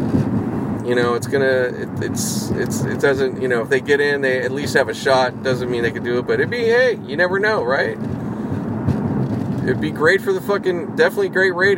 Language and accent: English; Pittsburgh, Pennsylvania, United States; I grew up out in Pittsburgh